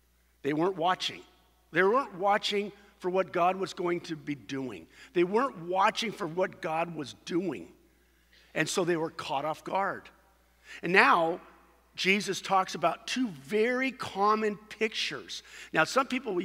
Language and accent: English; Costa Mesa, California, United States; the community I grew up in Costa Mesa